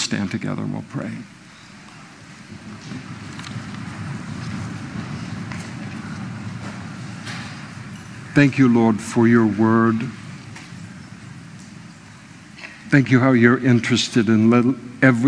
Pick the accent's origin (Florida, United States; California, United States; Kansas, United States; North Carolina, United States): California, United States; Napa; I was raised in Napa, beautiful place